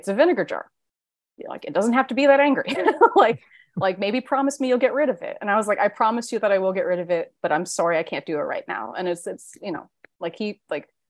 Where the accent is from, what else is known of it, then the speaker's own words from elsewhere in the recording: New Jersey, United States; I'm from Jersey